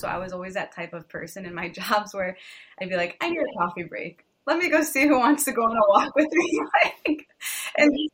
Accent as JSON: {"language": "English", "region": "Ohio", "country": "United States", "tie": "born or raised there", "also_born_or_lived": "New York", "said": "I grew up in Ohio. So as you know, it's not very entertainment driven here"}